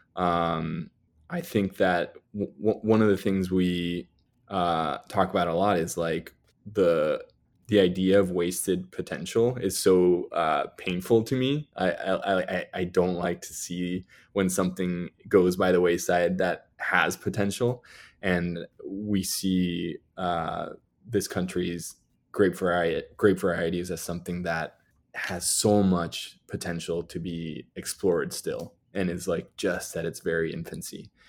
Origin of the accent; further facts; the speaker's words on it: Mexico City, Mexico; moved away as an adult; also born or lived in New York City; I grew up in Mexico, in Mexico City